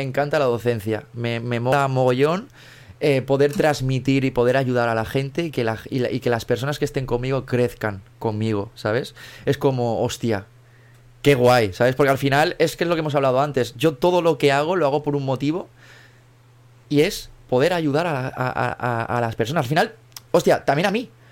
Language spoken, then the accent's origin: Spanish; Mallorca, Balearic Islands, Spain; yo, soy de Mallorca, yo vivo aquí en, Mallorca